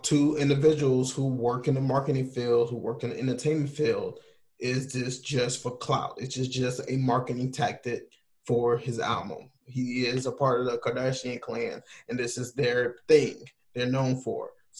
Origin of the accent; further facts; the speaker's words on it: the South, United States; But also, I don't know because we're from the South, so somebody from New York can say something completely different